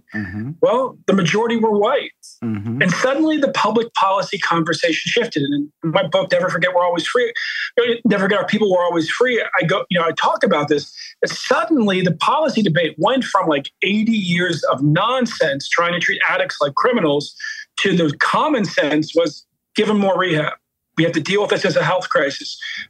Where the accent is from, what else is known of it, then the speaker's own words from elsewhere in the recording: Baltimore, Maryland, United States; You know, I'm from Baltimore. My mom grew up in the housing projects there.